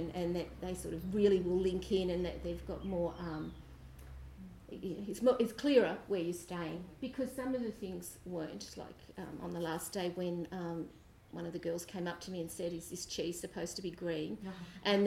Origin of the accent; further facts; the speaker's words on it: Australia; we're Australian, we're used to big spaces, we walk